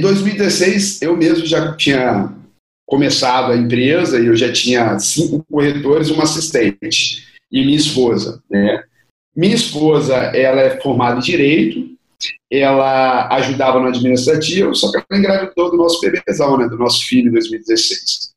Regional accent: Serra, Espírito Santo, Brazil; sou da Serra, que é do lado de Vitória, que é da capital

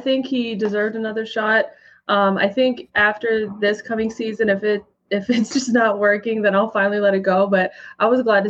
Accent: Arizona, United States; Arizona's my team. I'm born and raised.

